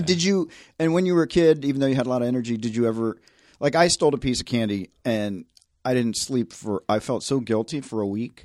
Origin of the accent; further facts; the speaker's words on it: Tennessee, United States; I grew up in the South